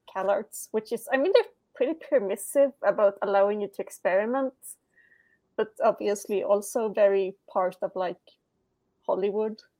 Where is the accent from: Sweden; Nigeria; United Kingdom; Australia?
Sweden; English is a second language